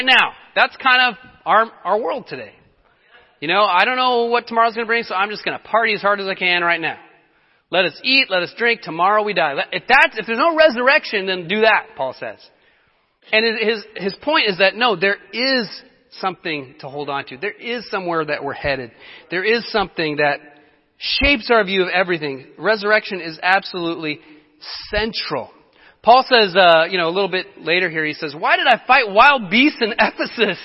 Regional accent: Colorado, United States; moved away; I'm from Colorado

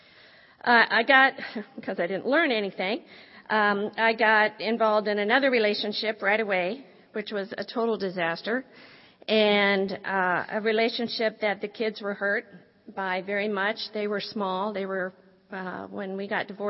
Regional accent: Midwest, United States; I originally was born and raised in the Midwest in a great family

